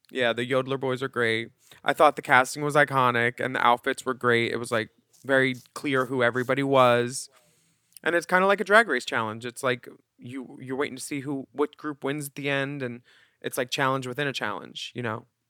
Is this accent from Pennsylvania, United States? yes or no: yes; Philadelphia, Pennsylvania, United States; as a Philadelphian